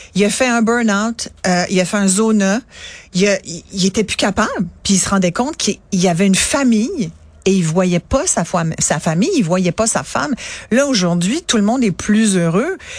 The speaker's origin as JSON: {"language": "French", "town": "Mont-Saint-Hilaire", "region": "Quebec", "country": "Canada", "tie": "born or raised there", "also_born_or_lived": "France", "said": "Ils ont loué une terre chez un agriculteur euh, à, à Saint-Hilaire, au pied du mont Saint-Hilaire"}